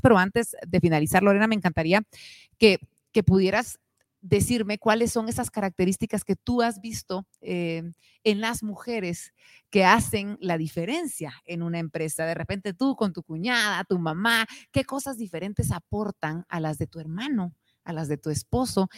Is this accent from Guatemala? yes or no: yes; Guatemala; nuestro país